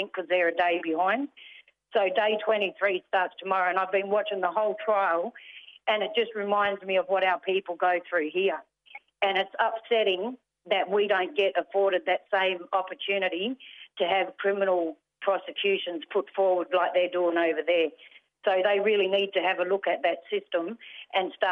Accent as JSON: {"language": "English", "area": "Whadjuk Noongar country", "region": "southwest of Western Australia", "country": "Australia", "said": "I'm a Yorgabilia from the Whadjuk Noongar people, you know, the southwest of WA there"}